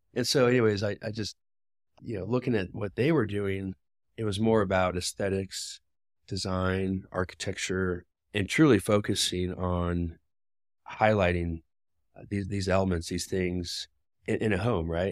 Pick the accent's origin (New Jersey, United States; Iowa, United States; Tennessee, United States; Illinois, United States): Iowa, United States; Des Moines; now in Denver, United States; I live in Denver, and I work for a developer, um, but I grew up in Des Moines